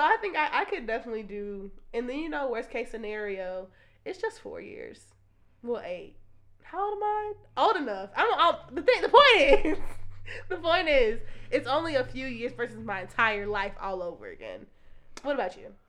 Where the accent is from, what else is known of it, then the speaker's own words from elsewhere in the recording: United States; we are American